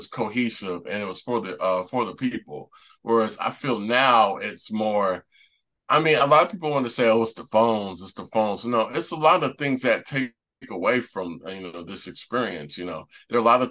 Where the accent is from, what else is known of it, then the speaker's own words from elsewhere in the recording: Lithonia, Georgia, United States; the area that I grew up in Lithonia, Georgia